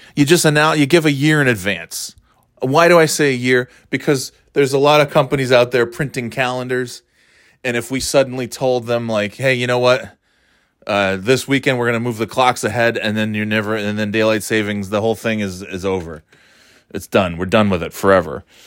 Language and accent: English; New York, United States; growing up in New York